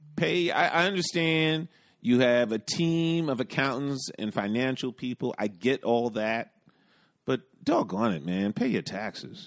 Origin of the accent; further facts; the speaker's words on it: New York, United States; I'm from New York